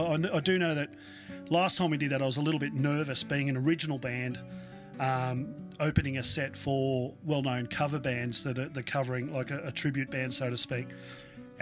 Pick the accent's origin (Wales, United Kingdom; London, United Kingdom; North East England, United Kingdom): North East England, United Kingdom; Newcastle; I grew up in Newcastle, as we've discussed in the past, and it reminds me of the old, like, the Jolly Rogers and these venues back there that were gritty, they were dirty